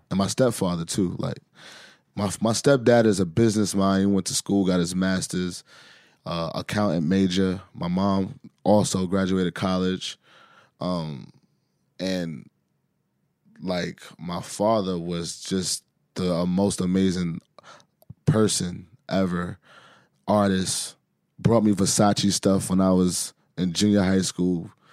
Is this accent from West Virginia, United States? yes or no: no; New York City, New York, United States; growing up in Harlem